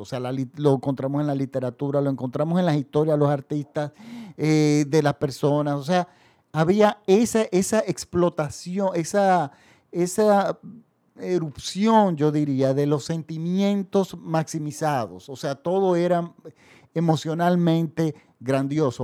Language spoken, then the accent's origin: Spanish; Dominican Republic; En mi país, el público masivo no consume cine francés